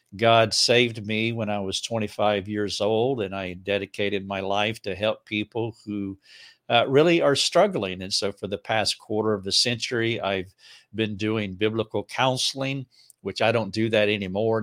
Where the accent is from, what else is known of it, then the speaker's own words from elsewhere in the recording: Charlotte, North Carolina, United States; now in Greenville, United States; I'm from right outside of Charlotte, North Carolina, so it's just a hundred miles away